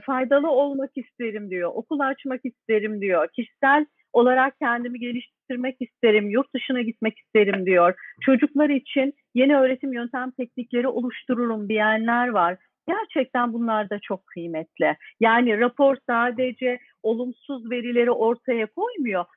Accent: Turkey

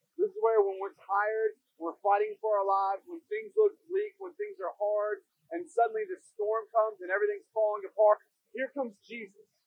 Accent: Ohio, United States; moved away; I'm from Ohio

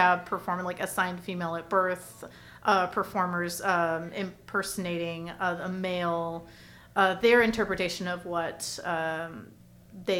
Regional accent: Orange County, California, United States; moved away as an adult; now in Los Angeles, United States; I'm from Orange County and then okay. transplanted to LA 2012

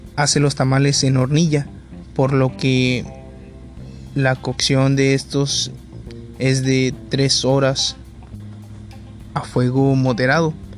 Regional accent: Navojoa, Sonora, Mexico; soy de Pueblo Mayo, Navajo, Sonora, México

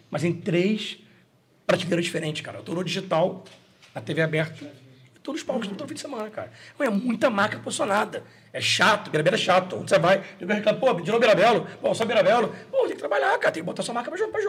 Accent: Madalena, Ceará, Brazil; Eu sou de Madalena, né?

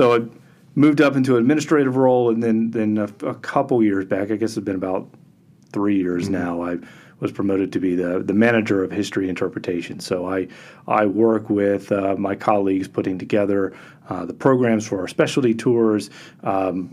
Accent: United States; also born or lived in Florida / California / Virginia; I grew up in Florida and California watching the shuttle

